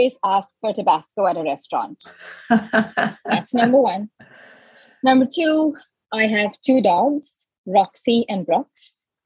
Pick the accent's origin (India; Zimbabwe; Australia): India; Mumbai, Maharashtra; moved away as an adult; now in United States; I come from Mumbai, India. I've grown up with spice